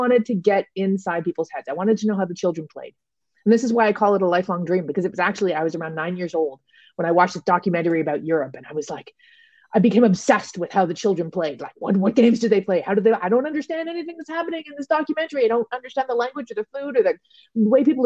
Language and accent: English; Toronto, Ontario, Canada; moved away as an adult; I do now have a home base again in my hometown of Toronto